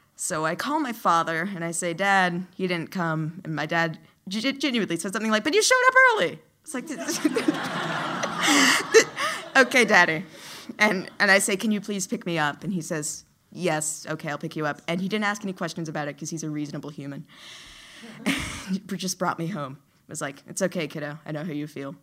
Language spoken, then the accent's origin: English; New Orleans, Louisiana, United States; I grew up in Louisiana, in the city of New Orleans